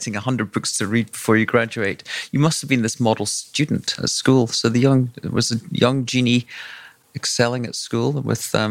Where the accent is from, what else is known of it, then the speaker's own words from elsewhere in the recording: Scotland, United Kingdom; I grew up in Scotland